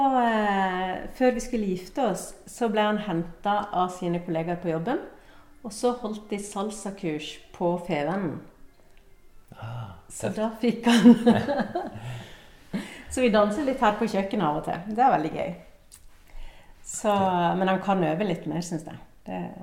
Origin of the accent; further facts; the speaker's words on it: Uruguay; also born or lived in Cuba; now in Norway; der jeg kommer fra Uruguay